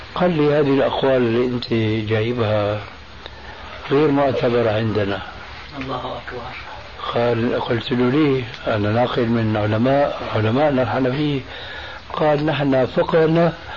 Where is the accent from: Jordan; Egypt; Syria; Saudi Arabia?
Syria; أنا نشأت حنفي المذهب في سوريا.